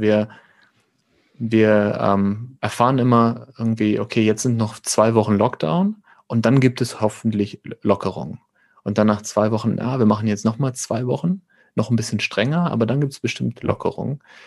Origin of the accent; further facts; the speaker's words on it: near Münster, North Rhine-Westphalia, Germany; Und ich komme aus der Nähe von Münster